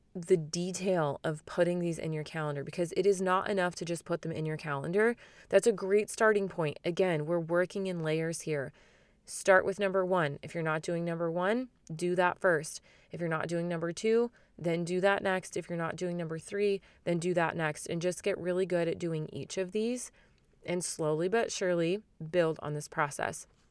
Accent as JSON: {"language": "English", "town": "Phoenix", "region": "Arizona", "country": "United States", "tie": "born or raised there", "said": "especially in my hometown and in my city, basically the entire Phoenix area"}